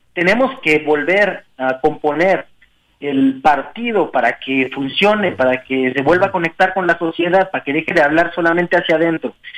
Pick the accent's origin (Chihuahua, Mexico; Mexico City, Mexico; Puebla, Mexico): Mexico City, Mexico; also born or lived in Oaxaca; soy un oaxaqueño nacido en Iztapalapa